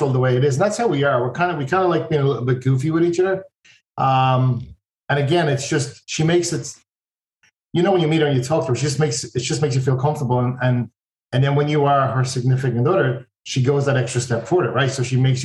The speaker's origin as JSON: {"language": "English", "country": "Ireland", "tie": "born or raised there", "moved": "as an adult", "lives_now": "United States", "said": "where I grew up, I'm from Ireland."}